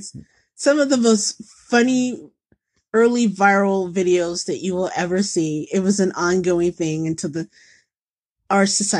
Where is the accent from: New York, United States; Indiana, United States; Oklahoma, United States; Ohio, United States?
Indiana, United States; now in Chicago, United States; I grew up in Indiana and grew up a Pacer fan